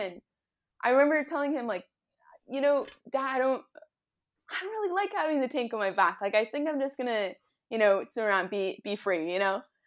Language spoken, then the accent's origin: English; Southern California, United States; I grew up in Southern California near the ocean